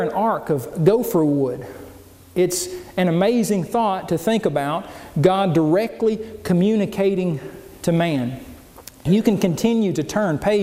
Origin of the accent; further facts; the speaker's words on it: Oklahoma, United States; as a child growing up in Oklahoma